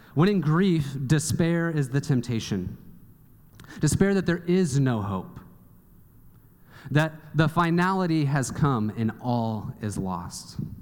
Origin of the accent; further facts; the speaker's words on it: Kansas City, United States; I grew up in Kansas City, and I did not see the ocean until I was 18 years old